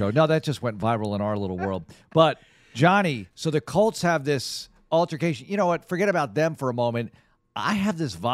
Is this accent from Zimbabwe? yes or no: no; Netherlands; I'm from the Netherlands. It's huge over there.